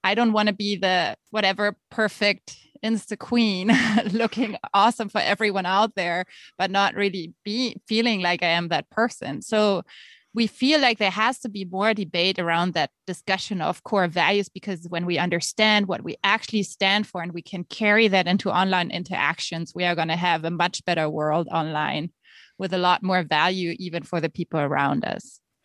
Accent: Germany; accent: German; moved away as an adult; also born or lived in Nebraska, United States; now in United States; As you can hear by my accent, I am actually German and have lived in the States now for about two years

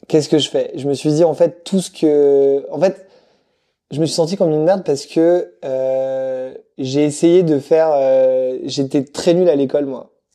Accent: Madagascar; moved away as an adult; also born or lived in Lyon / Brussels / Paris; je viens de Madagascar à la base

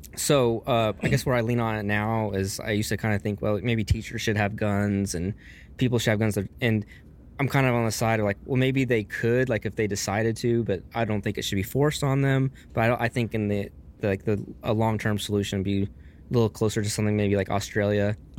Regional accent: Texas, United States; also born or lived in Las Vegas, Nevada; now in Alaska, United States; I'm from Texas

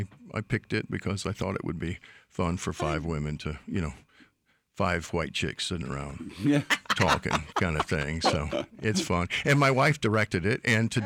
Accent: United States; I was raised in Polk County

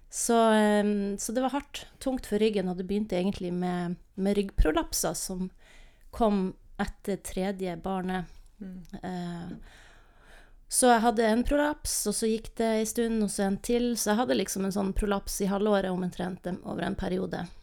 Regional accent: Northern Norway, Norway; also born or lived in Lofoten / Vesterålen / Bodø / Namsos; now in Tromsø, Norway; Men jeg er nordnorsk og trives i Nord-Norge.

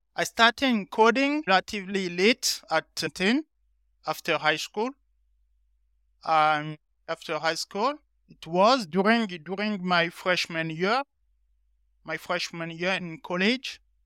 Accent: Benin; moved away as an adult; now in France; I'm from Benin, a small country next to Nigeria in West Africa. So, I'm currently in France since, uh, twenty fifteen.

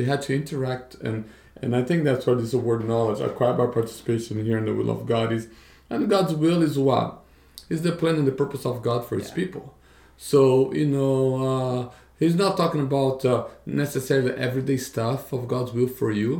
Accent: Brazil; moved away; growing up in Brazil.

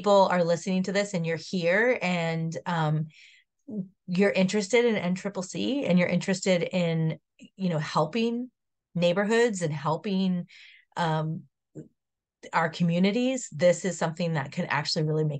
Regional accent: Southern California, United States; I grew up in Southern California, so I've had to evacuate a couple times

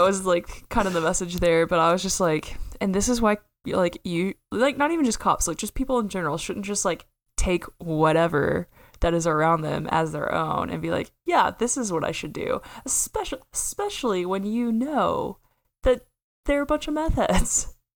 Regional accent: Oklahoma, United States; it looks like my hometown

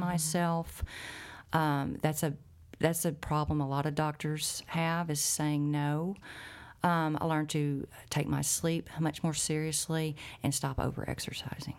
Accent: Arkansas Delta, United States; growing up in the Arkansas Delta, which has a very high cancer rate

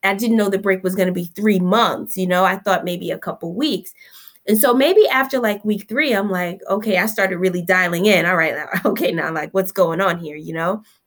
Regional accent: Newark, New Jersey, United States; I'm a Newark native, born right here, um, at Newark Beth Israel. I'm a product of the South Ward. I grew up in Seth Boyton Housing Project until I was around fifteen years old

